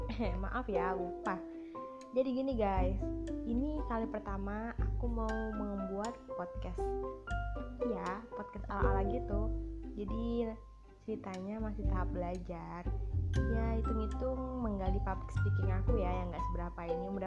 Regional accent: Batang Hari, Jambi, Indonesia; nggak nggak begitu familiar ya di batang hari daerah Jambi mungkin kalian pernah

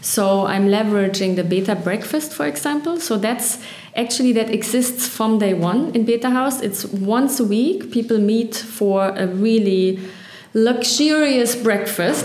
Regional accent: Berlin, Germany; I was born on the east and have gone through a lot through Berlin.

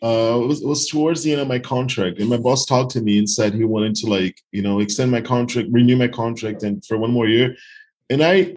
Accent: Northeast Region, Brazil; English is a second language; So I'm from the Northeast. It's 3 hours by plane to São Paulo, for example.

